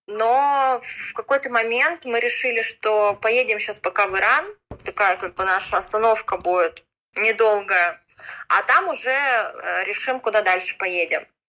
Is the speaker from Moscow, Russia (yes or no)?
no; Khabarovsk, Khabarovsk Krai, Russia; moved away as an adult; now in Iran; Я сама с Дальнего Востока, из города Хабаровска